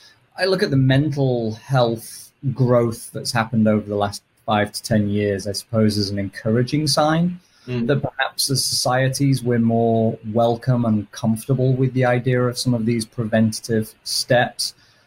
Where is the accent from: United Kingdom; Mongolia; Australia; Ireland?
United Kingdom; England; now in United States; as listeners can probably tell from my accent, I'm British originally. Although my sister will happily tell you I now sound more American than British.